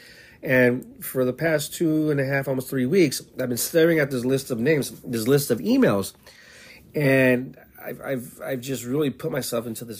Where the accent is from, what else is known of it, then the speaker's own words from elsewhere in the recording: El Paso, Texas, United States; moved away as an adult; also born or lived in Seattle, Washington; now in Tacoma, United States; I'm from El Paso, Texas